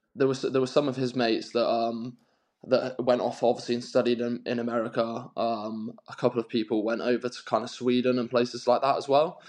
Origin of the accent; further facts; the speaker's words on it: Newquay, South West England, United Kingdom; I'm from Newquay